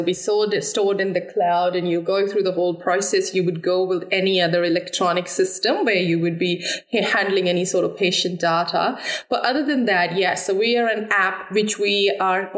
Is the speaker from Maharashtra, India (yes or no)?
no; Amritsar, Punjab, India; moved away as an adult; also born or lived in Delhi; I've grown up in northern part of India, Punjab, Amritsar